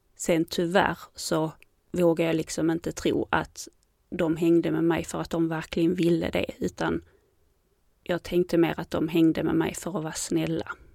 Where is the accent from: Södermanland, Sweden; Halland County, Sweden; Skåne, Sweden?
Skåne, Sweden; Landskrona; also born or lived in Helsingborg; jag kom från Landskrona och gick grundskolan där